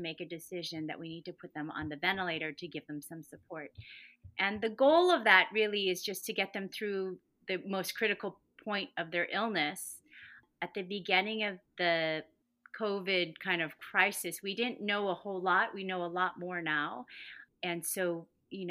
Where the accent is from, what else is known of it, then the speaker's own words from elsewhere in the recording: Huntington Beach, California, United States; also born or lived in Boston; I am from Huntington Beach originally